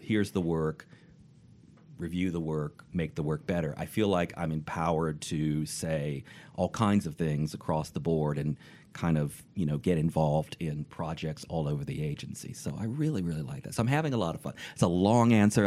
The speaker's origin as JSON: {"language": "English", "town": "Richmond", "region": "Virginia", "country": "United States", "also_born_or_lived": "Michigan", "moved": "yes", "said": "I'm from Richmond, Virginia"}